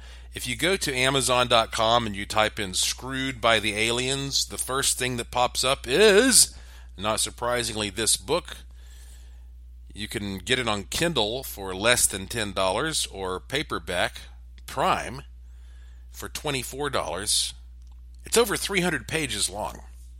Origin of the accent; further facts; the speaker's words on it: the Bible Belt, United States; I was raised up in the Bible Belt, and it is a little embarrassing for me to talk about some of this stuff